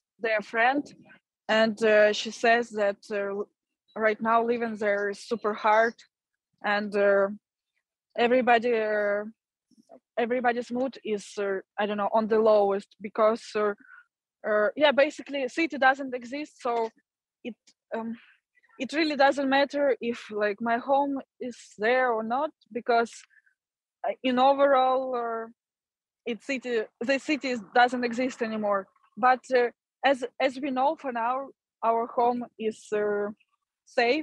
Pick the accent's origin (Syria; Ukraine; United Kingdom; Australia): Ukraine; moved away as an adult; my hometown and home is destroyed and occupied